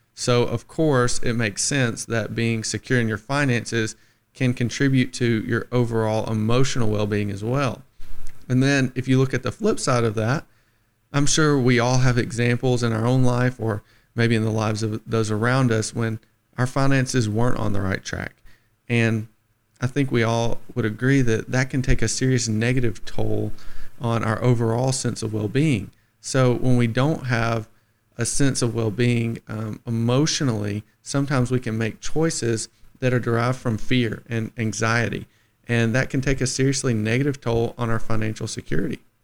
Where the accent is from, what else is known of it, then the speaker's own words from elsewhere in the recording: the Shoals, Alabama, United States; I'm from the Shoals, born and raised